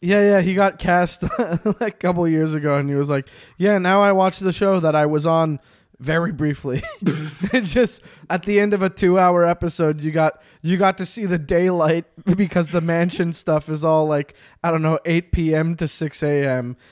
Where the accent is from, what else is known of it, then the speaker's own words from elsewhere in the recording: Quebec, Canada; I'm from Quebec